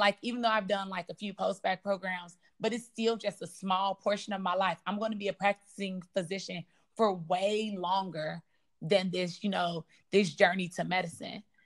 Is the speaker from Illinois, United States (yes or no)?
yes; Chicago, Illinois, United States; I'm from the South Side of Chicago